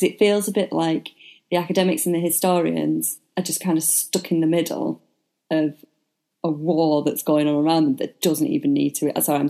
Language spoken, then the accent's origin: English; United Kingdom; I am British.